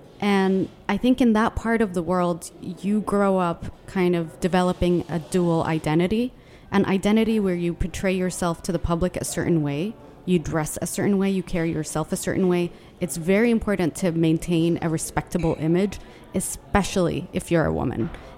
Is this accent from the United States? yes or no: no; Yemen; I'm from Yemen and it's the poorest country in the entire Arabian Peninsula, and it's under Saudi Arabia and near the UAE